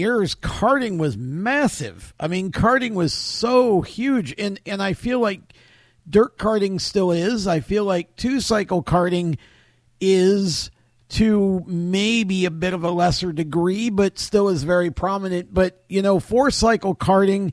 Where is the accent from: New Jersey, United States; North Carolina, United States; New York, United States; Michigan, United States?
New York, United States; moved away; I'm originally from New York too